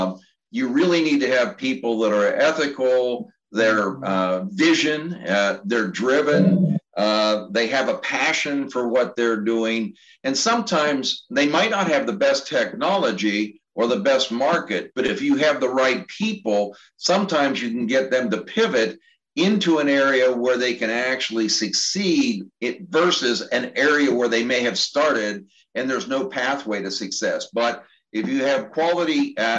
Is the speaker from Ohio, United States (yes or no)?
no; Pittsburgh, Pennsylvania, United States; also born or lived in Cincinnati / Indianapolis / Kansas City; now in Maryland, United States; growing up in Pittsburgh and then, you know, moving throughout the Midwest, Cincinnati, Indianapolis, Kansas City